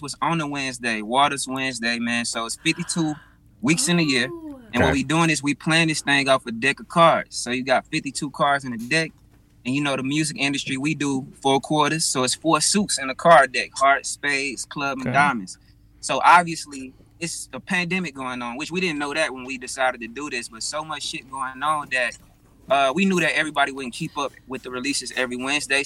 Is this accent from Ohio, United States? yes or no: no; Hattiesburg, Mississippi, United States; now in Atlanta, United States; I'm from Hattiesburg, Mississippi